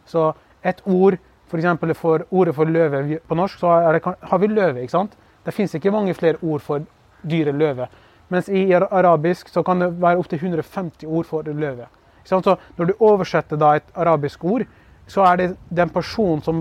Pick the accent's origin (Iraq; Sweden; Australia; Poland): Iraq; Kurdistan Region; now in Norway; de forventer selvfølgelig at jeg skal si at jeg er fra ja, Kurdistan, jeg er kurder fra Irak eller noe sånt. Og er, jeg er stolt over det